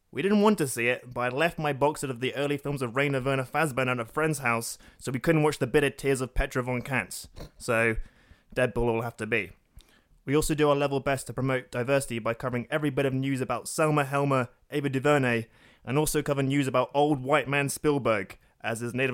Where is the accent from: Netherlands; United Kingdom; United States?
United Kingdom; Northern Ireland; I might be horribly biased because I'm Northern Irish.